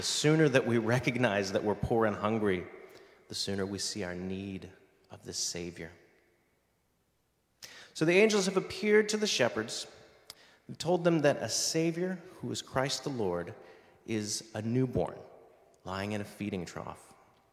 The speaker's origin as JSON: {"language": "English", "country": "United States", "tie": "born or raised there", "moved": "yes", "said": "my home country, the U.S."}